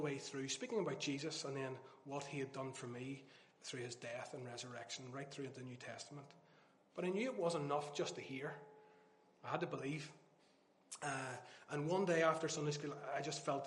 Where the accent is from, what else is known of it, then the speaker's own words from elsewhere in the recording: Dromore, Northern Ireland, United Kingdom; I grew up just outside Dromore